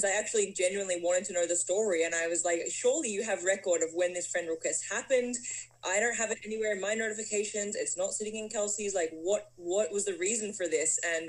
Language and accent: English; Melbourne, Victoria, Australia; moved away as an adult; So I'm from Australia. I've got this sort of strange accent going on now because I've been in North America for over 10 years. I grew up living my life on the beautiful beaches of Australia in Melbourne